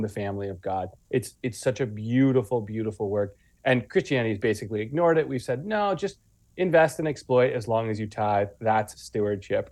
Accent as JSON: {"language": "English", "town": "Guelph", "region": "Ontario", "country": "Canada", "tie": "born or raised there", "moved": "yes", "lives_now": "Wales, United Kingdom", "said": "I grew up in Guelph, Ontario, near Toronto"}